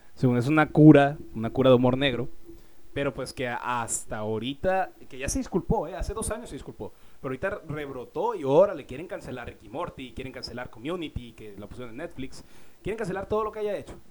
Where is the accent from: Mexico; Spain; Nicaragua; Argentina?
Mexico; yo como mexicano